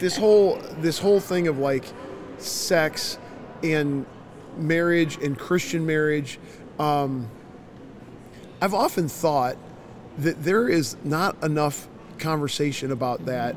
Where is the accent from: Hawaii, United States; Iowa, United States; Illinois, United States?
Iowa, United States; Northeast; We're from Northeast Iowa in the Big Ten